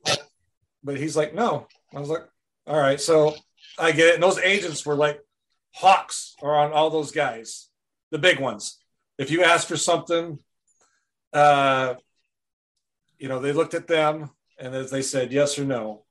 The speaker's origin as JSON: {"language": "English", "region": "Wisconsin", "country": "United States", "tie": "born or raised there", "moved": "yes", "lives_now": "Goodson, United States", "said": "I'm originally from Wisconsin. Uh, I was born and raised there"}